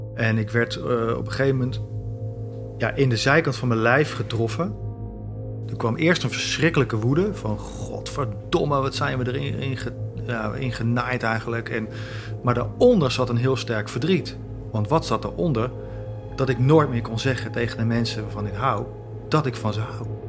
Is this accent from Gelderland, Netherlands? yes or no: yes; Zutphen, Gelderland, Netherlands; Ik zeg ja, Zutphen.